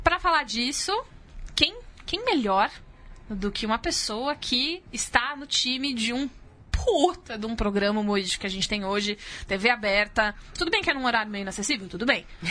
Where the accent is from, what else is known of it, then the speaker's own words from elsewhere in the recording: São Paulo, Brazil; eu, paulisteira, do jeito que eu sou